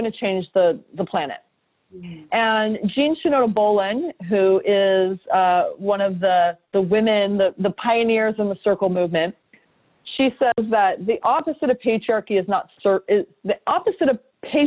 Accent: San Diego, California, United States; also born or lived in New York; now in San Diego, United States; I came back to San Diego, my hometown.

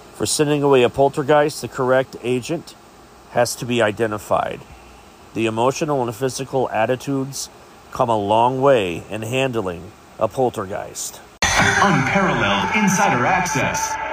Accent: Chillicothe, Ohio, United States; my hometown of Chillicothe, Ohio

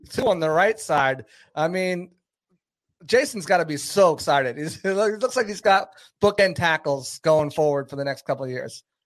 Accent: New Hampshire, United States; also born or lived in Boston; I'm from New Hampshire

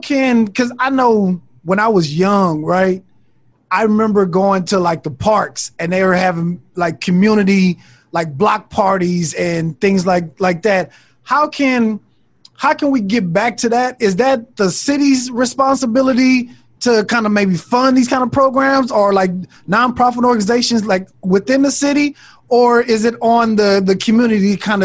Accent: Los Angeles, California, United States; now in Fort Worth, United States; I'm from Los Angeles.

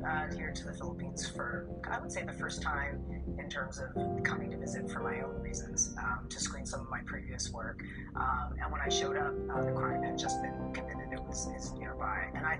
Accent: California, United States; I grew up in California.

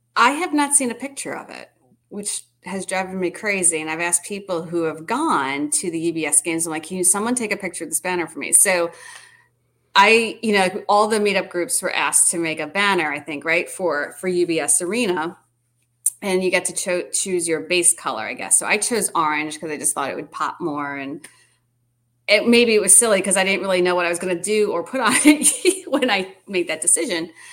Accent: Long Island, New York, United States; moved away as an adult; now in Winston-Salem, United States; I was born there. My parents, you know, everything.

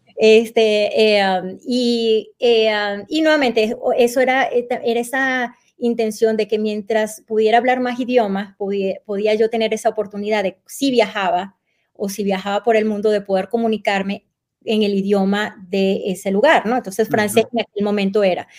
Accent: Anaco, Anzoátegui, Venezuela; moved away as an adult; also born or lived in Caracas, Venezuela; now in Arizona, United States; yo nací en Caracas, eh, Venezuela, pero la realidad es que yo me crié en un pueblito petrolero en el estado de Anzuategui llamado Anaco.

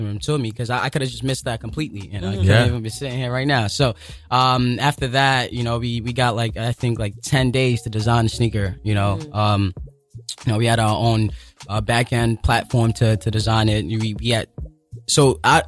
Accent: Lagos, Nigeria; now in New York City, United States; I was born and raised in Lagos, Nigeria

